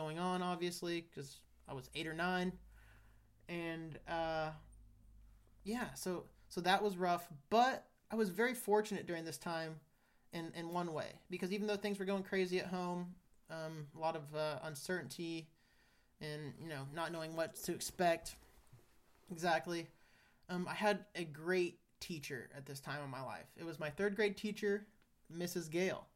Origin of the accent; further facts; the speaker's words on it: Great Bend, Kansas, United States; moved away; I was happy to grow up in Kansas